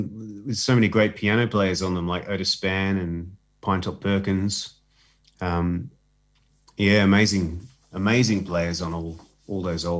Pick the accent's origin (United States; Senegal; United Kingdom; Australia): Australia; Adelaide, South Australia; moved away as an adult; So, Clayton and I, my brother and I, we grew up in Adelaide.